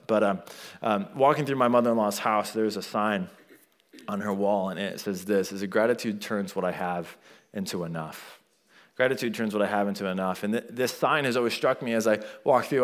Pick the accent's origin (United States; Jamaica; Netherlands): United States; I was born in America